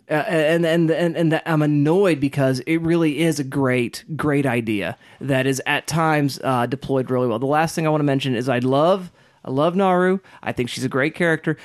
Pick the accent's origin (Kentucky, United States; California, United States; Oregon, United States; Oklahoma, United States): Oklahoma, United States; Kiowa country; growing up in Kiowa country